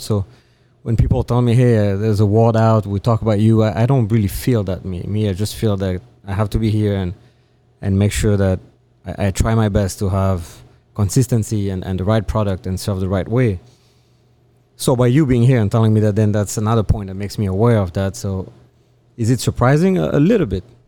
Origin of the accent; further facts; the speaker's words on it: France; moved away; I am from France.